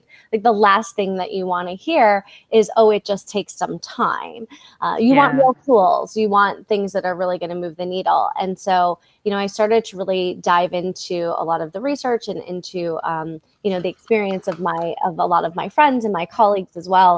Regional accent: Midwest, United States; moved away; also born or lived in New York / San Diego / Los Angeles; I grew up in the Midwest

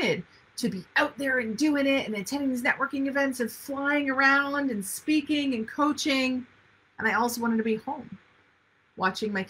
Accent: Ontario, Canada; now in North Vancouver, Canada; I live in Vancouver, North Vancouver to be specific. My family's in Ontario

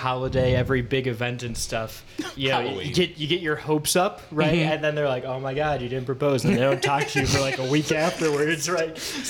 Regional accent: Cleveland, Ohio, United States; I'm from Cleveland.

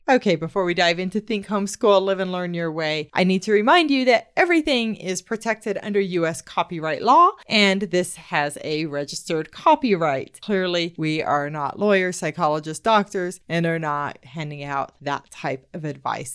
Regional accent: United States; I am from the United States

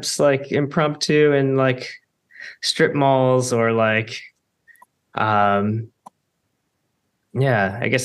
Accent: Houston, Texas, United States; now in Baltimore, United States; I grew up in Houston, and came to Baltimore in 2001

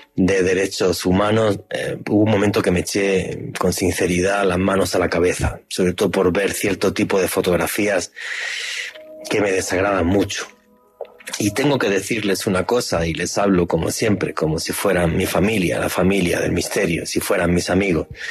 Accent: Spain; moved away as an adult; now in Colombia; nací en España

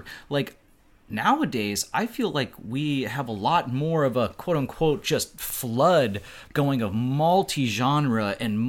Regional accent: North Dakota, United States; I'm from North Dakota

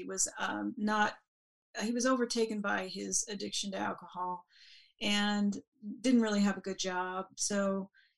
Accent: Denver, Colorado, United States; I grew up in Denver outside. It was actually in Denver proper at the time

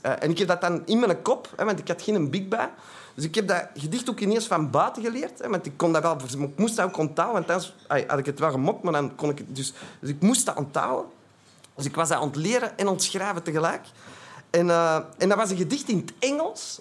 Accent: Antwerp, Flanders, Belgium; ik kom uit Antwerpen, dat zult al horen

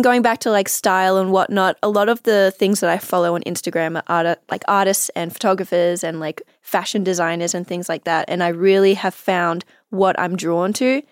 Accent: Australia; accent: Australian; now in Los Angeles, United States; I was Australian

